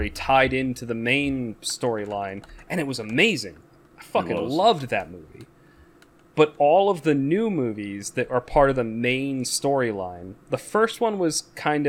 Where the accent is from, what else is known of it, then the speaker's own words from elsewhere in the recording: United States; as an American watching it